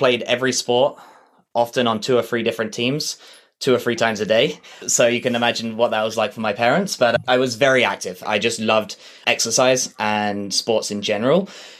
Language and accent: English; Southampton, South East England, United Kingdom; moved away as an adult; now in Calgary, Canada; So I was born in a place called Southampton in England, and I lived there for the first 19 years of my life before emigrating here to Canada.